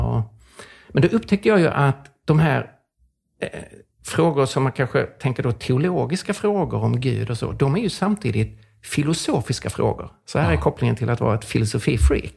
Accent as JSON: {"language": "Swedish", "town": "Lund", "region": "Skåne", "country": "Sweden", "tie": "born or raised there", "said": "jag växte upp i Lund som är väldigt sekulärt."}